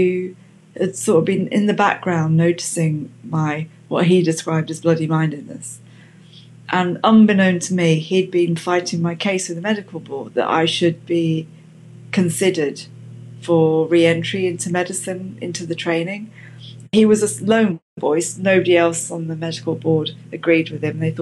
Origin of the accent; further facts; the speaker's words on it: Luton, East of England, United Kingdom; moved away as an adult; also born or lived in Cardiff; I was from Luton